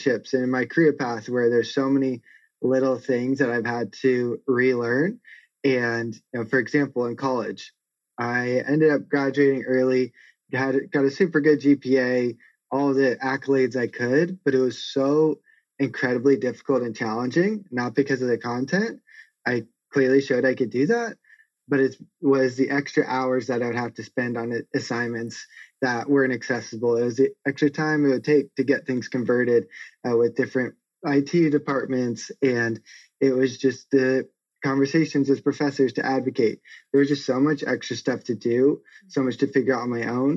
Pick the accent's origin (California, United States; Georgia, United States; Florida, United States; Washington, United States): California, United States; San Marcos; I grew up in San Marcos in North County, San Diego. I still live here as it's an amazing place.